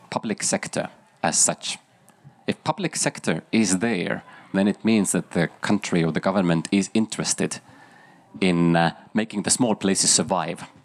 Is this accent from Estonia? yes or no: yes; Estonia; English is a second language; Um, I'm from Estonia. Maybe my question is a little bit Estonian biased